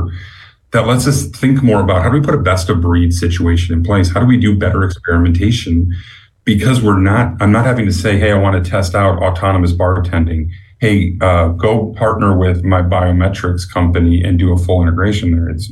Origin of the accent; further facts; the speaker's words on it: Chicago, Illinois, United States; moved away; I'm a Chicagoan by birth, so I'm betraying my roots